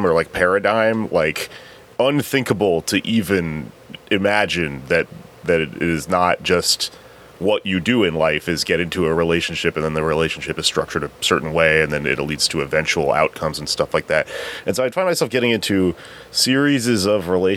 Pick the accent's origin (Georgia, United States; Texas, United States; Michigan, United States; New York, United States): Texas, United States; I'm from Texas